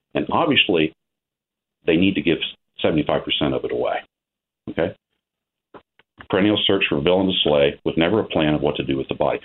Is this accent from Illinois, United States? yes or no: no; Ohio, United States; I'm a farmer from Ohio